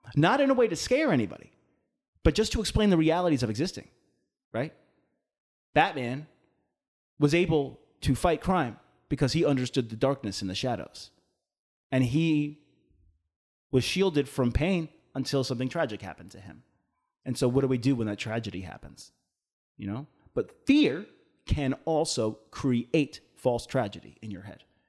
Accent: Long Island, New York, United States; I'm from Long Island, right? So most of the people on Long Island, most, right, at least for, in, in my hometown, were Irish

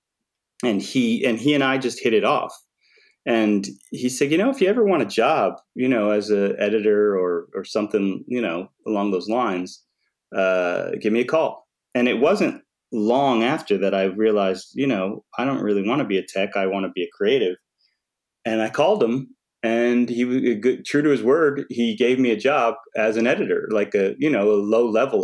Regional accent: Massachusetts, United States; I grew up in Massachusetts

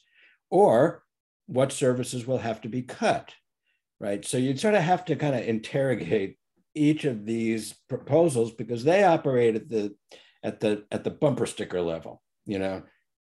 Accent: East Coast, United States; I grew up on the East Coast

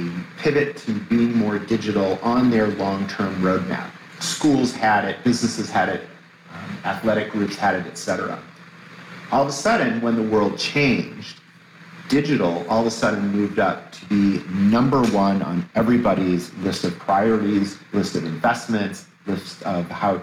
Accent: Toledo, Ohio, United States; I was born in Toledo

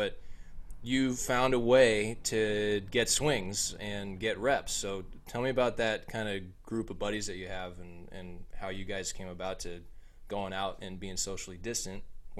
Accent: Bay Area, California, United States; as a kid growing up in the Bay Area

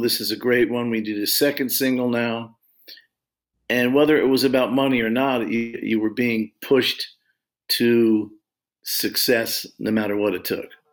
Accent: Long Beach, California, United States; I grew up in California

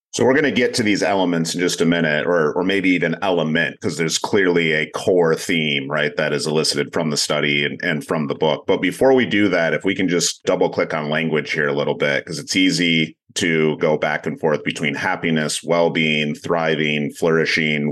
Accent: Grand Rapids, Michigan, United States; I'm from Grand Rapids, Michigan

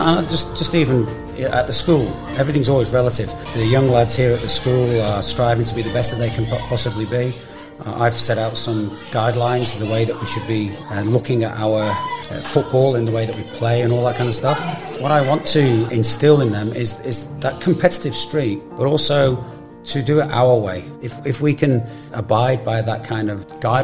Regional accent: Brisbane, Queensland, Australia; I was coaching my hometown team

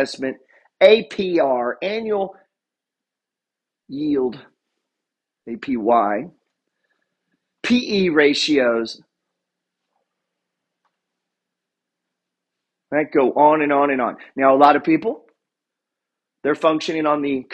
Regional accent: Arkansas, United States; I'm from Arkansas

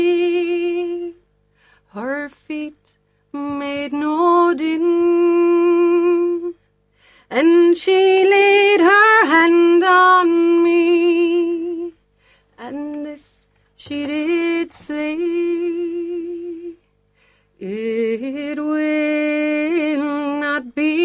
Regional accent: Newtownshandrum, Munster, Ireland; moved away as an adult; now in Buenos Aires, Argentina; I came from Newtown Shandrum, 850 people living there, and we're in Buenos Aires

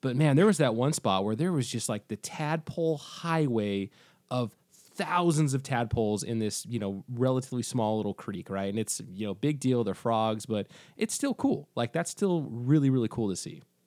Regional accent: Pacific Northwest, United States; I'm from, you know, I'm from the Pacific Northwest

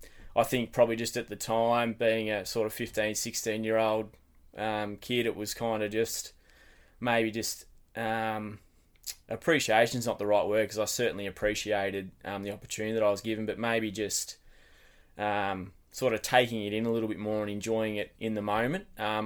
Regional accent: Wesley Vale, Tasmania, Australia; So I grew up in Wesley Vale, not far from the footy ground there. So mum, dad, sister, we pretty much were there from day one.

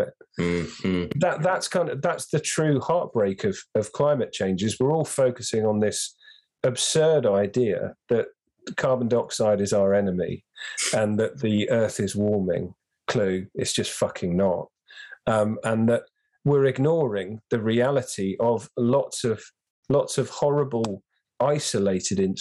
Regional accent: London, United Kingdom; I grew up in London

